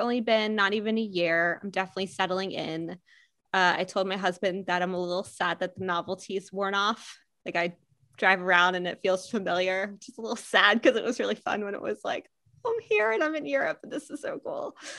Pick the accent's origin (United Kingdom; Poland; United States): United States; Pennsylvania; also born or lived in New York / Seattle, Washington / California; My accent is a little bit all over the US. I'm originally from Pennsylvania. You can probably hear a little bit of PA in there. And I moved to New York for a bit and then Seattle and California and back to Seattle.